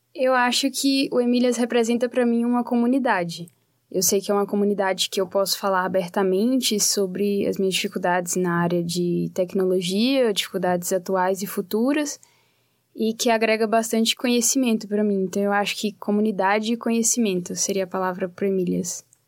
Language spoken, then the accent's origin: Portuguese; Teófilo Otoni, Minas Gerais, Brazil; moved away as an adult; now in Curitiba, Brazil; Eu sou de Minas Gerais